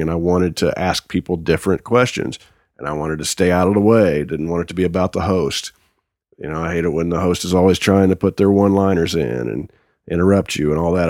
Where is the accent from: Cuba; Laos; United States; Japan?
United States; Wanamaker, Indiana; I'm from Wanamaker, Indiana